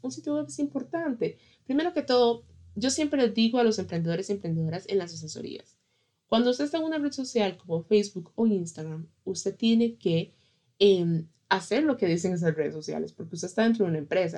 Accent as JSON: {"language": "Spanish", "country": "Costa Rica", "said": "en mi país, en Costa Rica"}